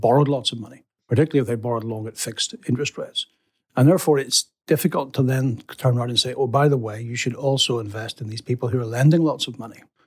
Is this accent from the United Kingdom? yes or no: yes; England, United Kingdom; as an Englishman